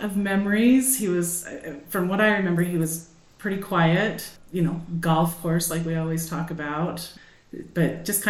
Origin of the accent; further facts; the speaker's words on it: Nephi, Utah, United States; I would be considered a move-in as well. So when I was 7 years old, I moved to Nephi